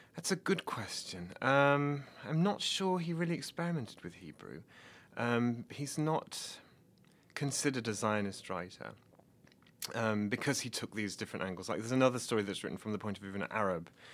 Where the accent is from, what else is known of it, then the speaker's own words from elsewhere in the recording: Nottingham, East Midlands, United Kingdom; moved away as an adult; also born or lived in Oxford, England; now in Bloomington, United States; I'm from Nottingham in England